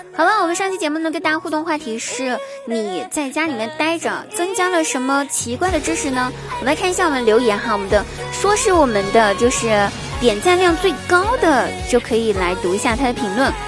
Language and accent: Chinese; southern China, China; 我也是南方人啊